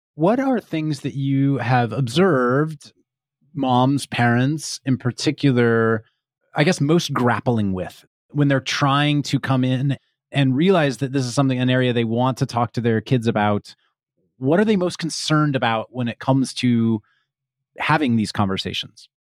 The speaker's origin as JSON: {"language": "English", "region": "Kansas", "country": "United States", "tie": "born or raised there", "moved": "yes", "lives_now": "California, United States", "said": "I grew up in Kansas, and so have experienced a number of tornadoes, as particularly as a kid"}